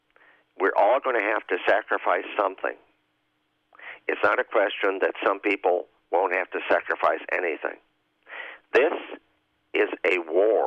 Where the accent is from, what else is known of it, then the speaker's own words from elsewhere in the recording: Chicago, Illinois, United States; I say this as a Chicagoan and an Illinoisan and a citizen of the United States